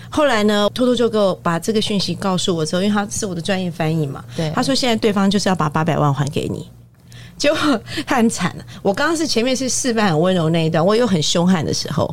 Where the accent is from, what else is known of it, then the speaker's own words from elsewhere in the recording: Taiwan; 我们台湾人讲话到大陆去，其实是很受欢迎的